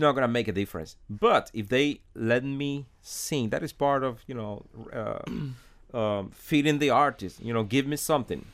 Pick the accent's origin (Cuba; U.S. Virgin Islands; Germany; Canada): Cuba; Holguín; English is a second language; moved away as an adult; now in Miami, United States; I remember being a kid in my hometown, uh, Holguin.